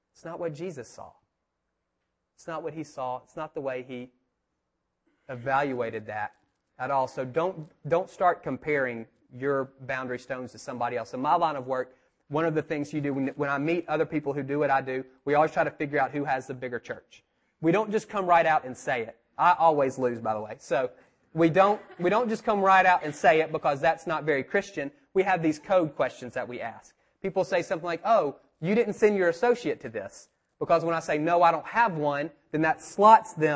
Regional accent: United States; I grew up over here in Park Manor off of Kennesaw Avenue by the mountain

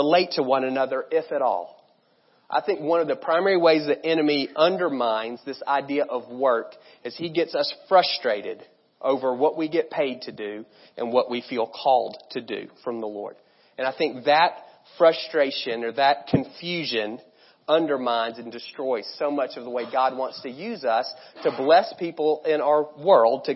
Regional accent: United States; us to fall into as Americans, and really as American Christians

